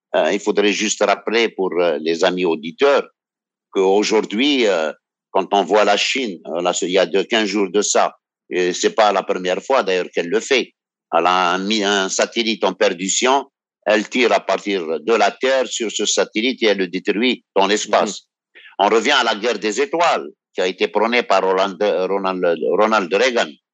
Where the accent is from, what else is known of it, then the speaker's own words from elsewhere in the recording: Algeria; je suis algérien